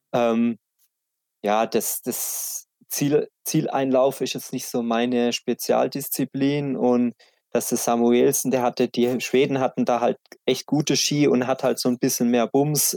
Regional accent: Black Forest, Baden-Württemberg, Germany; bei uns im Schwarzwald ist jeder in, in irgendeinem Skiclub

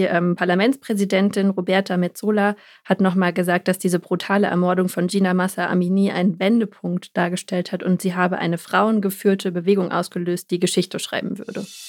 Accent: Germany; bei uns in Deutschland

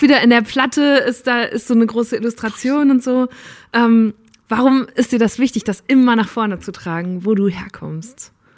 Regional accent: Borken, North Rhine-Westphalia, Germany; moved away; ich komme aus Borken ursprünglich

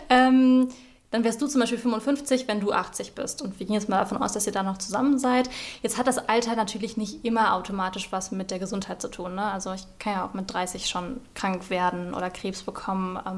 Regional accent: Cologne, North Rhine-Westphalia, Germany; Ich bin ja ähm, Kölnerin.

